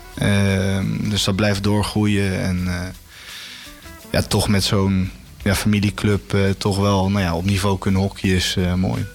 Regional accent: Houten, Utrecht, Netherlands; moved away as an adult; now in Rotterdam, Netherlands; geboren in Houten, getogen in Houten

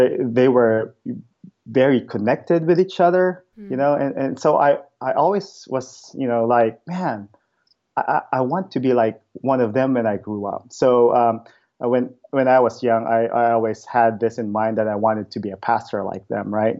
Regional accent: Philippines; moved away as an adult; now in Bremerton, United States; I was born and raised in the Philippines

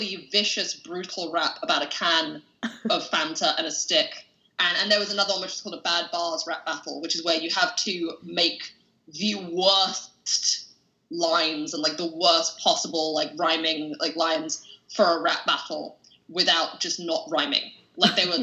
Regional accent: London, United Kingdom; as a Londoner

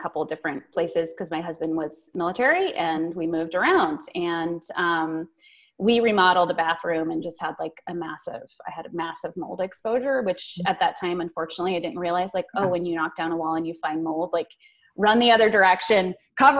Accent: Colorado, United States; I was born and raised in Colorado

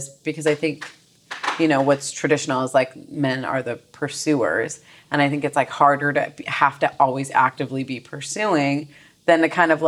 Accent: Glendale, California, United States; I grew up in Glendale

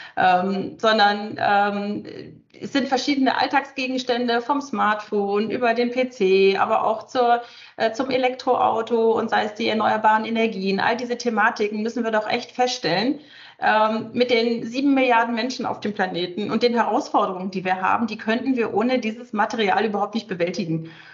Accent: Northern Germany, Germany; ich komme selber aus dem Norden, von der Küste

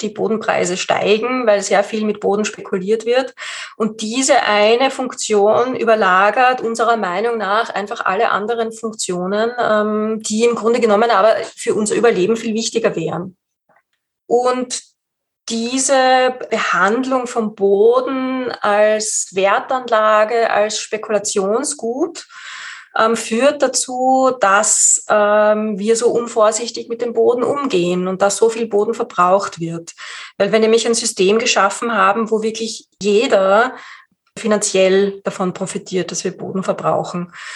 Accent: Austria; bei uns in Österreich

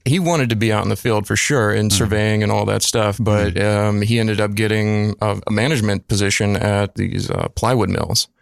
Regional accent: Lufkin, Texas, United States; moved away as an adult; also born or lived in Southeast Georgia; now in Brooklyn, United States; born and raised East Texas and um, spent nine years of my youth actually in uh, Southeast Georgia

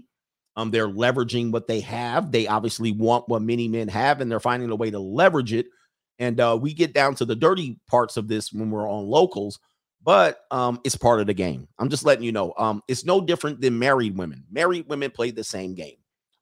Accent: California, United States; I mean, we're out of town. We're from California. We got stuck out here.

